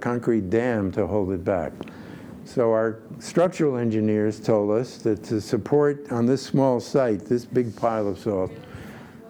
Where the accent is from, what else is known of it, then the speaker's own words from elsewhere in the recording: Poland; moved away; I was born in Poland